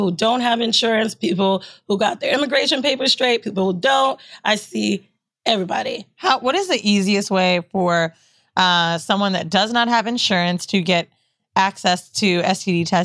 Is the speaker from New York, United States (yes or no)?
yes; New York City, New York, United States; Bow, I live in Queens. I was Shout out Castle Hill, Parkchester. Yeah, Let's go Sixth oh, i grew up in Parkchester.